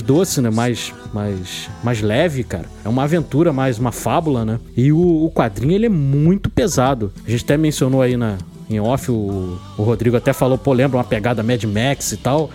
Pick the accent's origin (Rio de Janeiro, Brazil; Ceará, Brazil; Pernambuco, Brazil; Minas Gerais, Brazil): Rio de Janeiro, Brazil; aqui no Rio de Janeiro, eu que sou do Rio de Janeiro